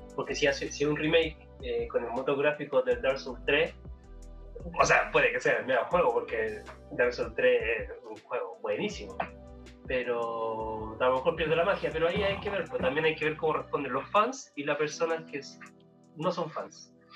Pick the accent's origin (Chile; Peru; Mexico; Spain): Chile; porque somos chilenos